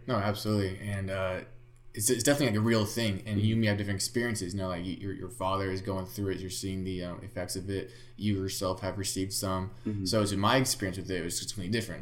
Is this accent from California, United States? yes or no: yes; Bay Area, California, United States; I was born in the Bay Area, so I grew up a Niner fan